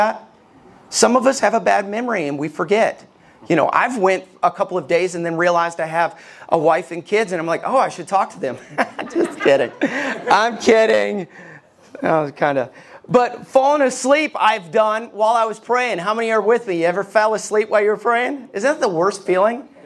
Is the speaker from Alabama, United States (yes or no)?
yes; Somerville, Alabama, United States; I grew up in Somerville, Alabama